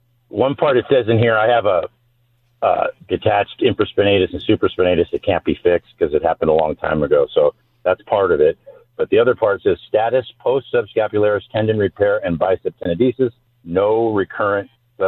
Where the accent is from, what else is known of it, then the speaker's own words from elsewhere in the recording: Ontario, California, United States; Ontario, California, Chaffey High School.